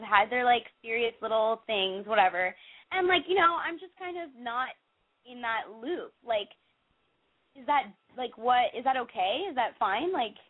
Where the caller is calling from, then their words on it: Los Angeles, California, United States; I'm calling from Hancock Park, actually.